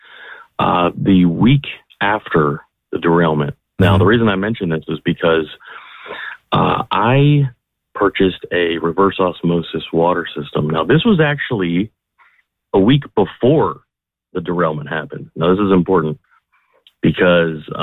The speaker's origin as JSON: {"language": "English", "town": "Boardman", "region": "Ohio", "country": "United States", "tie": "born or raised there", "lives_now": "North Lima, United States", "said": "I grew up in Boardman"}